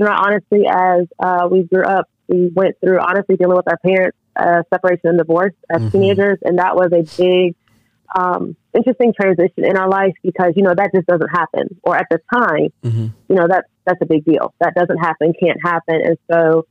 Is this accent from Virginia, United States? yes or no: no; Raleigh, North Carolina, United States; I grew up in the Raleigh area, North Carolina.